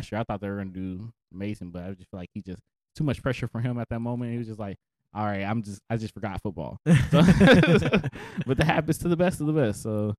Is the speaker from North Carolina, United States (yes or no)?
no; Dallas, Texas, United States; also born or lived in Irving, Texas / Arlington, Texas; I'm 26, turning 27, coming in June. I was born and raised in Texas, or Tejas, and kind of been around the DFW area a little bit. Grew up in Irving, Arlington.